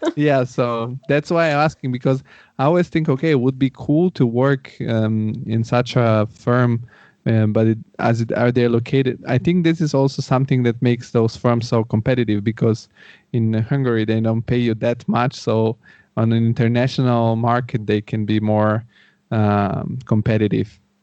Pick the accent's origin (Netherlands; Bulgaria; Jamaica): Bulgaria; also born or lived in Rome, Italy; now in Frankfurt, Germany; I'm originally from Bulgaria